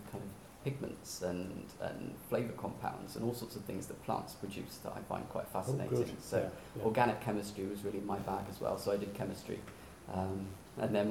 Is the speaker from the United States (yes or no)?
no; Warwick, West Midlands, United Kingdom; I'm from Warwick, which is a small town right in the middle of England.